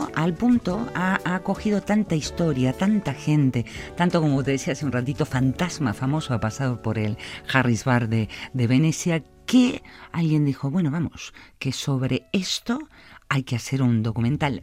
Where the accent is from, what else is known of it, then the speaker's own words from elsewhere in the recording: Argentina; now in Vitoria, Spain; yo como argentina